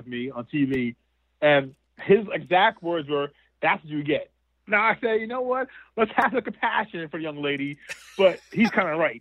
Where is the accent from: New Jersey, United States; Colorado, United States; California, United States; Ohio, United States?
New Jersey, United States; I'm from Jersey. The nearest Waffle House for me is in Pennsylvania.